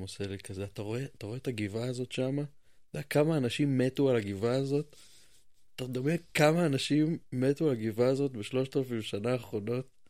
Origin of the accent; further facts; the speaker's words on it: Jerusalem, Jerusalem District, Israel; אתה ואני נולדנו פה